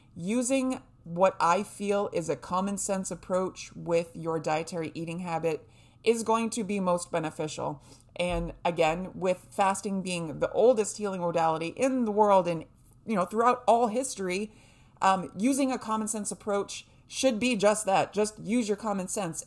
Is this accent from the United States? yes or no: yes; New Hampshire, United States; I was raised in New Hampshire